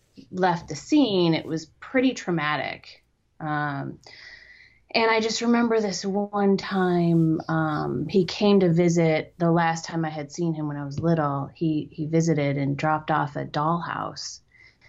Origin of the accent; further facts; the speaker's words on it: Canoga Park, California, United States; also born or lived in Rochester, New York; but my mother moved us to Southern California when I was about 6 years old, somewhere around there, a little before six.